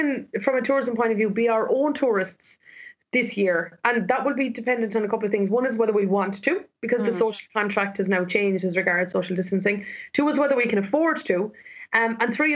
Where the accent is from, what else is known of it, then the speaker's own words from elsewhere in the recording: Ireland; as Irish people